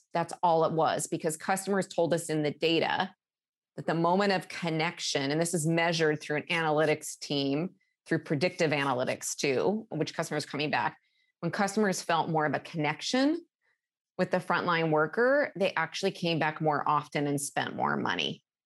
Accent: Alaska, United States; moved away as an adult; now in Seattle, United States; growing up in Alaska

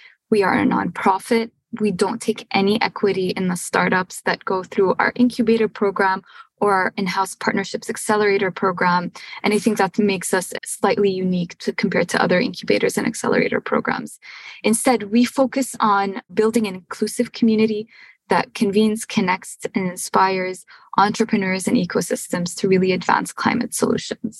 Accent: Syria; also born or lived in Montreal, Canada / Cambridge, United States / Houston, United States; now in United States; I'm originally from Syria

